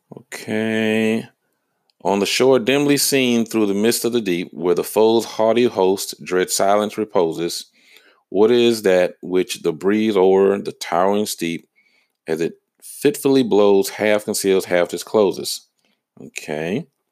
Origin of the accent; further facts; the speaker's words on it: Georgia, United States; I lived in Georgia. I've been, lived in Georgia my whole life.